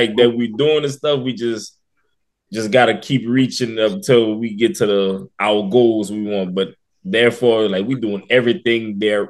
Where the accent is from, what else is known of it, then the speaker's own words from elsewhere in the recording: Louisiana, United States; also born or lived in Atlanta; We're from Louisiana originally. Yeah, but he stays in Atlanta. I used to stay in Atlanta, but I'm back in Louisiana.